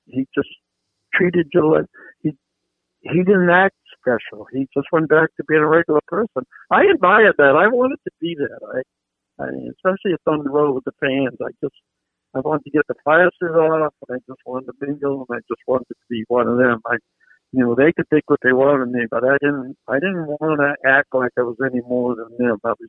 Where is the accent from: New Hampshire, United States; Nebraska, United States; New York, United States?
New Hampshire, United States; Hudson; also born or lived in Boston area, Massachusetts; I live in Hudson, New Hampshire. We moved here when I was 7 from the Boston area